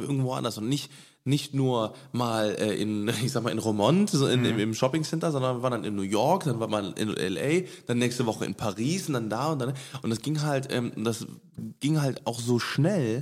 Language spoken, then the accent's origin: German; Cologne, North Rhine-Westphalia, Germany; wir sind hier geboren und aufgewachsen in mhm. Köln